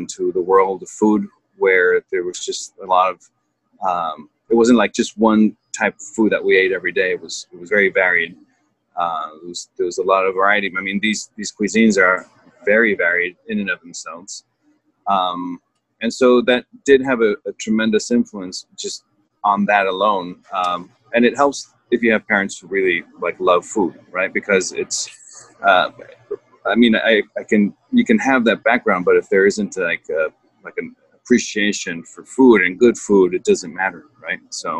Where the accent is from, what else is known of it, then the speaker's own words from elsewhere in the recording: Mexico City, Mexico; born there; So, as you mentioned, I was born in Mexico City.